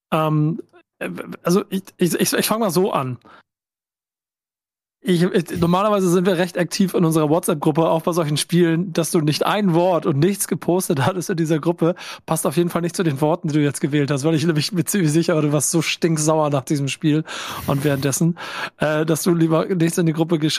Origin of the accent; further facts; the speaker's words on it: Bremen, Germany; Für mich subjektiv als Bremer geht das klar an Bremen, das Ganze.